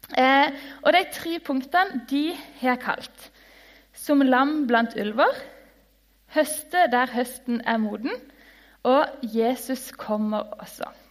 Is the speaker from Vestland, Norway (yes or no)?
no; Lyngdal, Agder, Norway; jeg kommer fra Lyngdal, en by.